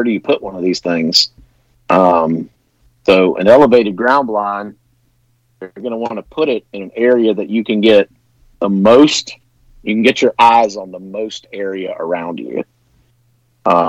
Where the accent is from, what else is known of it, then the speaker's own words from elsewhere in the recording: North Carolina, United States; Growing up in North Carolina where I'm from